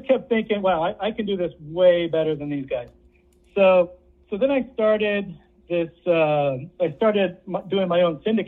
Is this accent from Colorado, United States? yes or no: no; San Francisco Bay Area, California, United States; I grew up in the San Francisco Bay Area